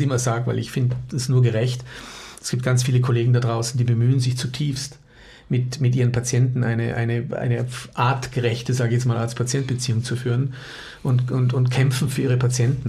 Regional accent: Munich, Bavaria, Germany; moved away as an adult; also born or lived in Austria; now in Innsbruck, Austria; bin ja Münchner

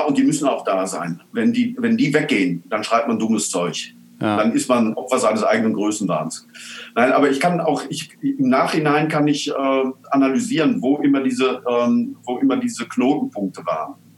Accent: Altena, North Rhine-Westphalia, Germany; in Altena, in meiner Heimatstadt

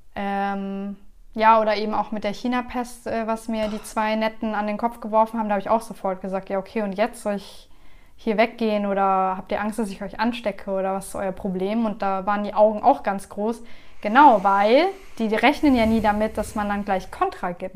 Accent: Germany; ich bin hier geboren

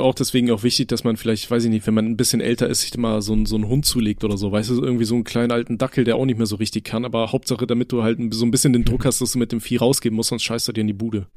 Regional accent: Aachen, North Rhine-Westphalia, Germany; moved away; Ich komme ja äh, gebürtig aus Aachen

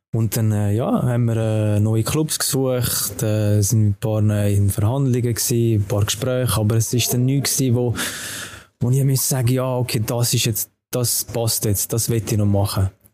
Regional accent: Urdorf, Zurich, Switzerland; zum FC Urdorf wechseln, zu meinem äh, Jugendclub, meinem Dorfclub, also wo ich aufgewachsen bin

